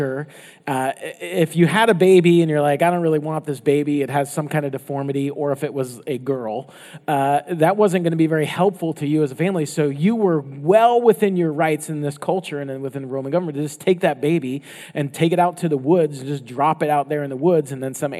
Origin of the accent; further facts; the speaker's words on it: Florida, United States; moved away; I grew up in Florida